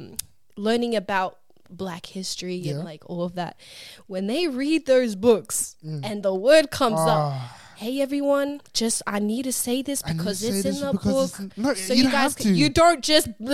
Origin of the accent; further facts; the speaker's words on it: Australia; growing up in Australia